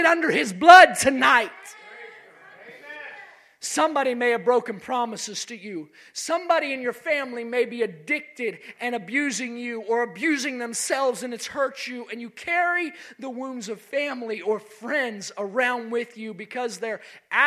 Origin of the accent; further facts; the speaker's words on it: West Virginia, United States; In my home state of West Virginia